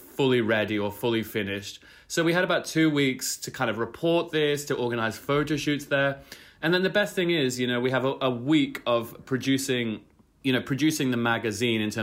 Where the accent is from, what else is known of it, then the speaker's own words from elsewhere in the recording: Brisbane, Queensland, Australia; my hometown of Brisbane